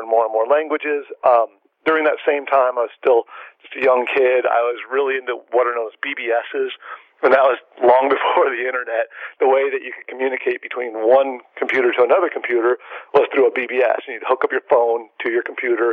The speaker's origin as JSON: {"language": "English", "town": "San Diego", "region": "California", "country": "United States", "tie": "born or raised there", "said": "I grew up in San Diego, born and raised"}